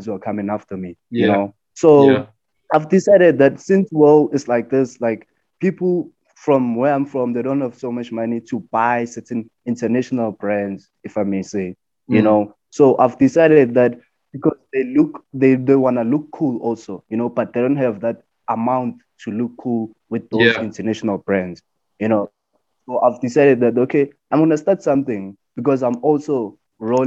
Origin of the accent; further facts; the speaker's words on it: Tembisa, Gauteng, South Africa; also born or lived in Springs, Gauteng; I was born in Gauteng, which is Springs, but I was raised in Tembisa